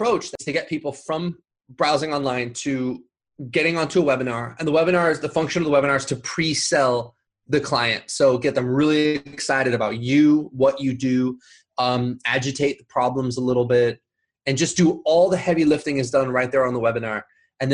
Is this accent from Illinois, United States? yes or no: no; Huntington Beach, California, United States; also born or lived in Los Angeles; I'm from Huntington Beach